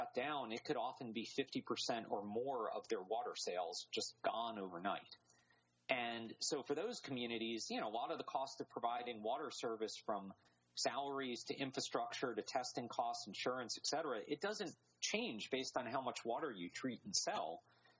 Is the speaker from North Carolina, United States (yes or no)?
yes; North Carolina, United States; I'm from North Carolina